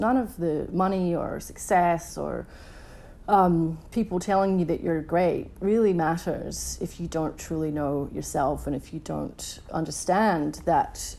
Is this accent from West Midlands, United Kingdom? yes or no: no; Edinburgh, Scotland, United Kingdom; now in Melbourne, Australia; as a teenager when I was 16, growing up in Edinburgh in Scotland